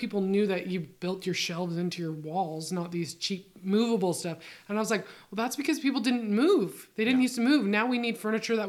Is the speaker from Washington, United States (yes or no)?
yes; Sedro-Woolley, Washington, United States; I was born in the Cedar Woolley Hospital.